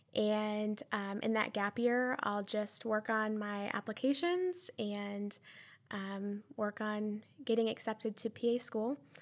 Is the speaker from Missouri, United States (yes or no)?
no; Columbia, South Carolina, United States; I am from Columbia, And I graduated from a big public high school